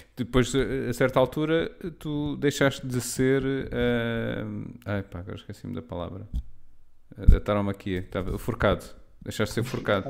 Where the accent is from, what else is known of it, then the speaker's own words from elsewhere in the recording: Lisbon, Portugal; cresci, não é? eu sou, sou de Lisboa